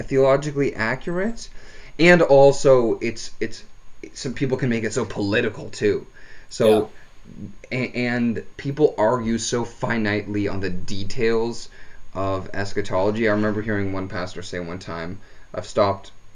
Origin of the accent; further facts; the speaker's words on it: Stouffville, Ontario, Canada; also born or lived in Markham; I grew up in Stovall, and we had square dance competitions